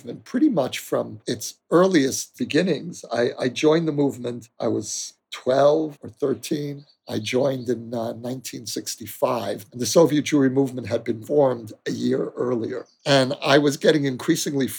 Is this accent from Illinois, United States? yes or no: no; New York City, New York, United States; moved away as an adult; now in Jerusalem, Israel; I grew up in Borough Park in Brooklyn, a Haredi neighborhood.